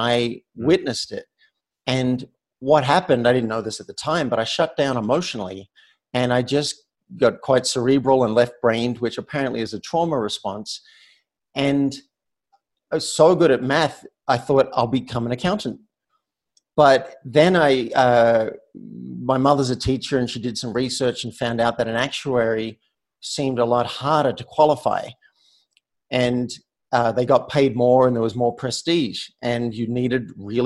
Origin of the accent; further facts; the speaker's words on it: Australia; accent: Australian; moved away as an adult; now in Boulder, United States; I'm from Australia, and I've spent so much time in the U.S. I came over. I'm 51 now. I came over at the age of 23